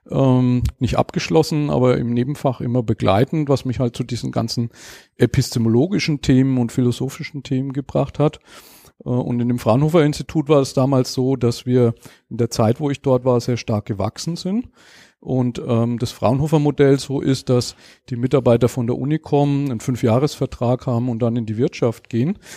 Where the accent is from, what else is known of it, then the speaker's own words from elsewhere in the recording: Schweinfurt, Bavaria, Germany; ich komme aus Schweinfurt, bin verheiratet, eine Tochter